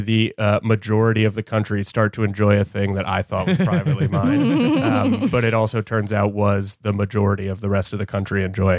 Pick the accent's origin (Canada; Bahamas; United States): United States; Hastings-on-Hudson, New York; I grew up in a town called Hastings-on-Hudson, which is like 15 miles north of Manhattan.